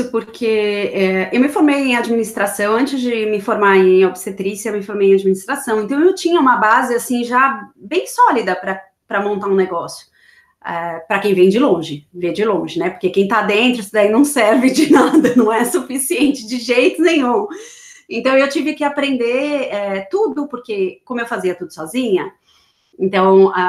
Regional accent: São Paulo, Brazil; now in Florida, United States; Eu, eu sou de São Paulo, morei a vida inteira em São Paulo.

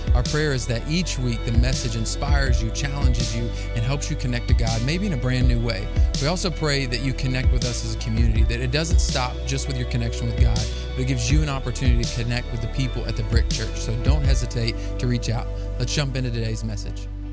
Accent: Muskogee, Oklahoma, United States; we grew up in Muskogee

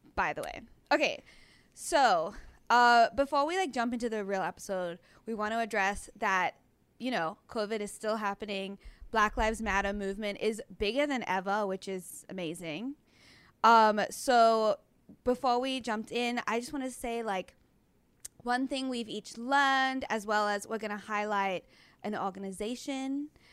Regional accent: Australia; now in Los Angeles, United States; I'm from Australia

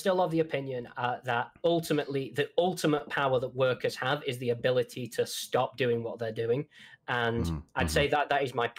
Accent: England, United Kingdom; I can literally just sit down with my mates, walk to the pub. Yes, I am this English.

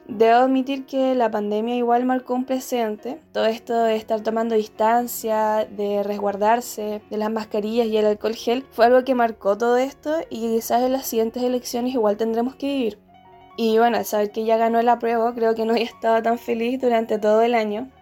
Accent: Osorno, Los Lagos, Chile; Viví el plebiscito acá en Osorno, en mi ciudad natal

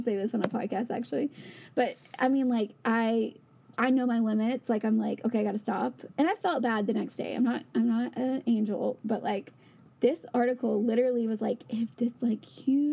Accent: Louisiana, United States; born or raised there; moved away; also born or lived in Connecticut

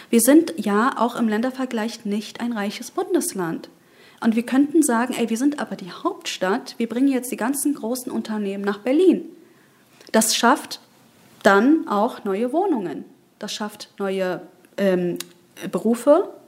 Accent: Bayburt, Turkey; also ich komme ja aus Bayburt mhm, äh, in der Türkei

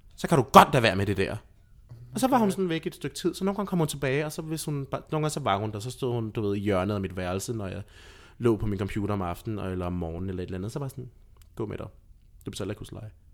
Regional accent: Lolland, Zealand, Denmark; jeg voksede op i et samfund, som var meget intermissionsk. Mm-hmm. For jeg er fra Lolland

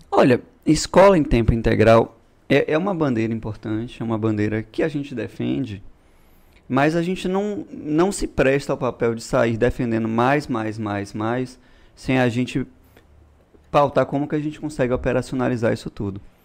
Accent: Bahia, Brazil; also born or lived in São Paulo; eu voltei para cá com três anos de idade e tô aqui toda a vida

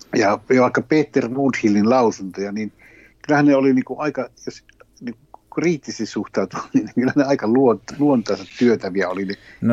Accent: Finland; Sitten kysyi, mistä päin oot? Sitten mä sanoin, Suomesta

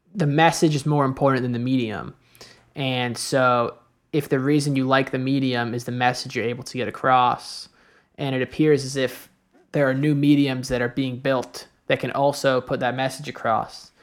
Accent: New York, United States; moved away as an adult; also born or lived in Chicago; I grew up in New York, you know, my family, my friends in New York

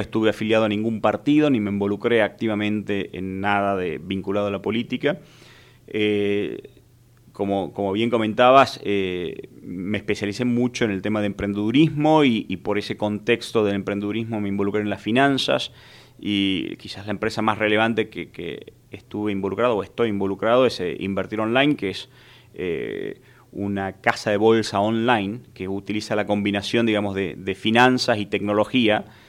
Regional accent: Tucumán, Argentina; soy un, tucumano

